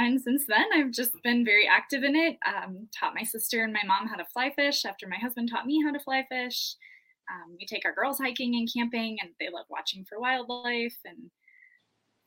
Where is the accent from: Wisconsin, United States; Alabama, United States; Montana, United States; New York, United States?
Montana, United States; moved away as an adult; also born or lived in Wyoming; born and raised in Montana, moved to Wyoming after college with my husband. I'm a teacher back in Montana now.